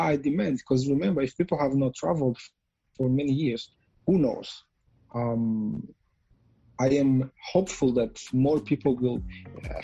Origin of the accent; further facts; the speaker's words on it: Rwanda; growing up in Rwanda